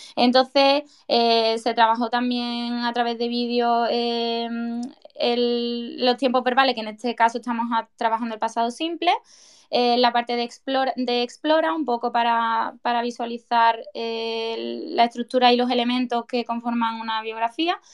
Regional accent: Seville, Andalusia, Spain; moved away as an adult; now in Huelva, Spain; yo soy de Sevilla, pero actualmente me encuentro trabajando en Huelva

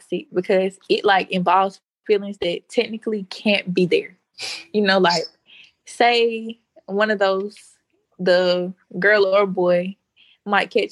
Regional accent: Dothan, Alabama, United States; I'm from Dothan.

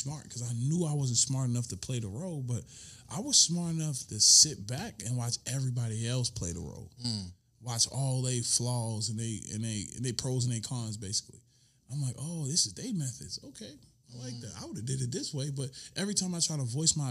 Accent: Clayton County, Georgia, United States; I'm from Clayton County

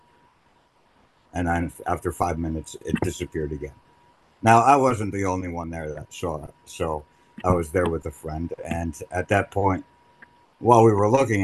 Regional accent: New Jersey, United States; I was born and raised in Jersey

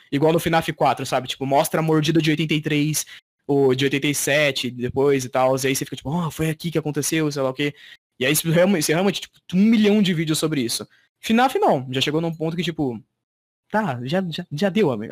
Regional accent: Brazil; eu sou brasileiro

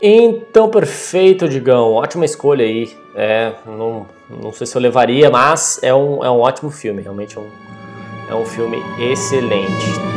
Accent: Brazil; a gente é brasileiro

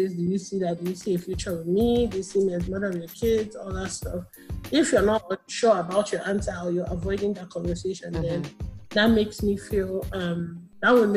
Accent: Nigeria; as an Nigerian girl

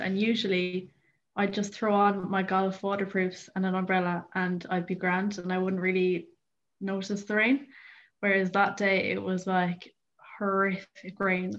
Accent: County Clare, Munster, Ireland; I am 20 and I'm from Clare

